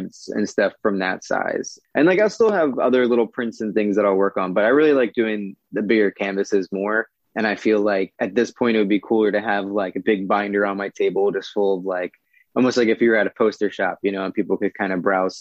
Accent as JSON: {"language": "English", "town": "Philadelphia", "region": "Pennsylvania", "country": "United States", "tie": "born or raised there", "moved": "yes", "lives_now": "Southern California, United States", "said": "I'm actually originally from Philadelphia"}